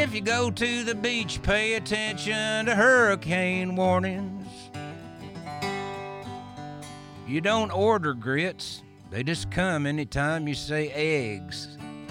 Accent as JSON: {"language": "English", "region": "East Tennessee", "country": "United States", "tie": "born or raised there", "also_born_or_lived": "Nashville", "said": "growing up in East Tennessee, I was a charter member of the Tennessee Rodeo Association"}